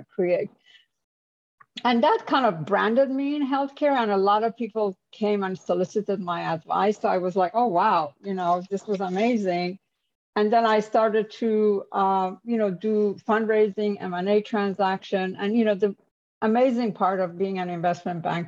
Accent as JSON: {"language": "English", "country": "Iran", "also_born_or_lived": "New York / Silicon Valley", "moved": "as an adult", "lives_now": "United States", "said": "I'm an immigrant. I'm from Iran."}